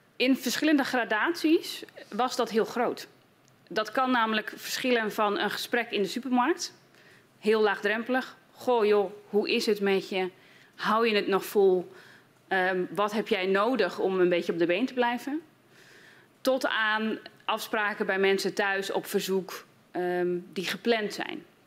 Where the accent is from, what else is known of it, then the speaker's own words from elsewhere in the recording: Groningen, Netherlands; als Groningse en als geestelijk verzorger